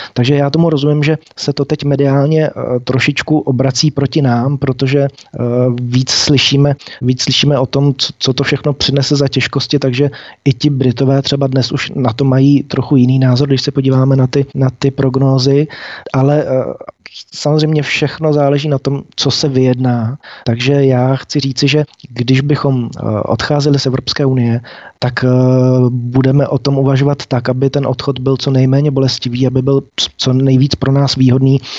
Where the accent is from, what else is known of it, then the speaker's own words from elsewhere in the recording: Czechia; jako Češi a Moravené a Slezeny